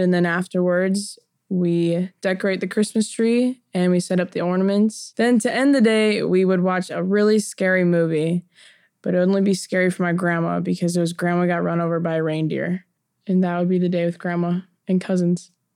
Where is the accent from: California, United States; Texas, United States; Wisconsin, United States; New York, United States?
Wisconsin, United States; moved away; When I grew up in Wisconsin